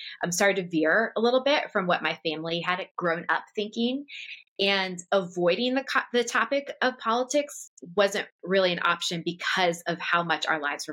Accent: just outside Washington, D.C., Northern Virginia, United States; moved away; I grew up just outside Washington, D.C. in Northern Virginia, and I was raised in a very political family.

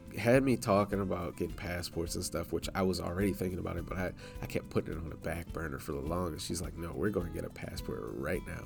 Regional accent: New Orleans, Louisiana, United States; moved away; I'm from New Orleans

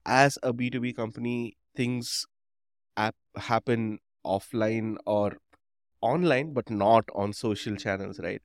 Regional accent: Chennai, Tamil Nadu, India; I grew up in Madras, um, or Chennai

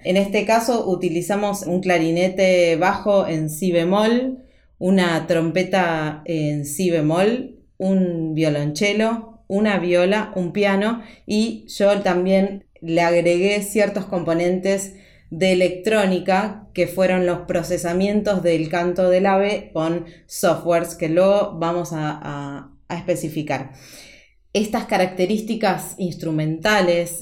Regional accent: Argentina; also born or lived in Buenos Aires; como argentina en Buenos Aires, donde vivo

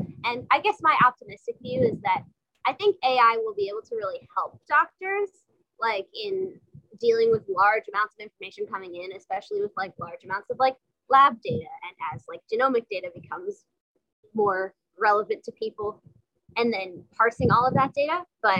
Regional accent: New York, United States; I'm from New York.

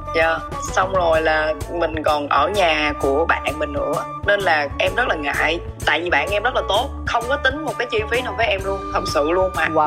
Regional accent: Mekong Delta, Vietnam; moved away; ở miền Tây quê

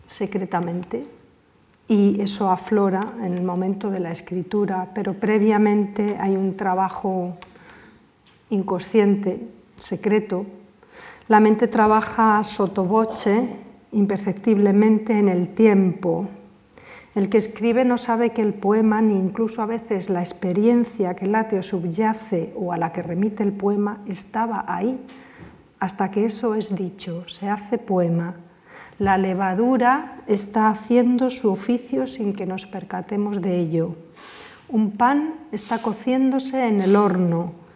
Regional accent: Cáceres, Extremadura, Spain; desde mi infancia, desde las ferias en Cáceres, cuando bajábamos a ver los fuegos a la Plaza Mayor

